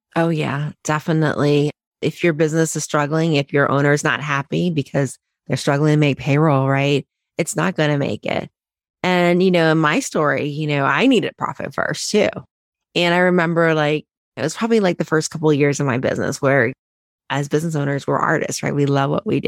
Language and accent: English; Cincinnati, Ohio, United States; moved away as an adult; also born or lived in Chicago; I didn't grow up in Chicago, I grew up in Ohio, similar to you, in Cincinnati